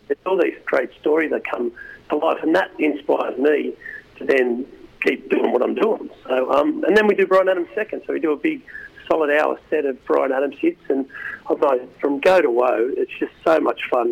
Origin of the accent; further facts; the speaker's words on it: Australia; we're just Aussie, Aussie, Aussie musicians